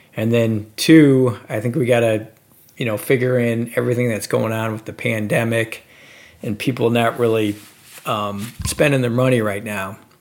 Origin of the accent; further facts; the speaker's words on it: Detroit, Michigan, United States; I'm from from Detroit